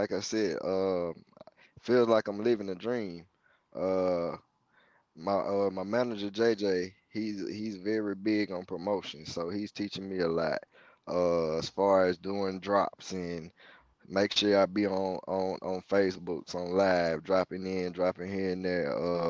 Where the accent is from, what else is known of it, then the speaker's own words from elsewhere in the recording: Mississippi, United States; I said, no, I'm from right here in Mississippi.